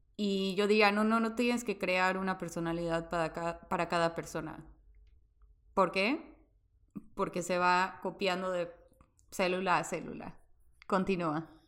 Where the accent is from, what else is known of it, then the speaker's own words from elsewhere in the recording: Veracruz, Mexico; el hospital donde yo nací quedaba a tres cuadras de tu casa.